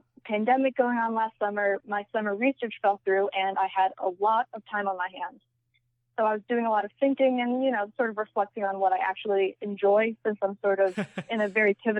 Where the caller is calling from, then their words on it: Maryland, United States; Right now, I am on the East Coast in the state of Maryland.